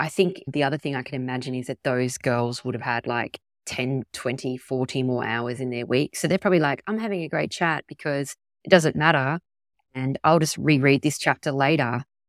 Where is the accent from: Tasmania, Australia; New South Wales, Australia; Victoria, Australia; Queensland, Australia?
Tasmania, Australia; Because I grew up in Tassie and it was always really cold and it was winter mid-year exams.